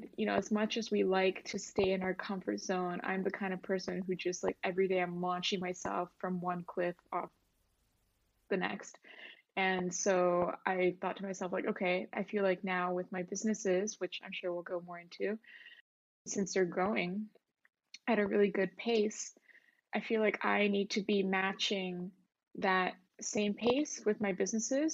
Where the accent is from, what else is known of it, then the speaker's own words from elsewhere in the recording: Vancouver, British Columbia, Canada; moved away as an adult; now in Tokyo, Japan; I live in Tokyo, but I was born and raised in Vancouver, Canada